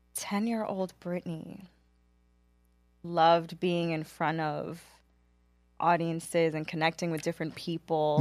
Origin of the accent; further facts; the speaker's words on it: New York City, New York, United States; born and raised in Queens, New York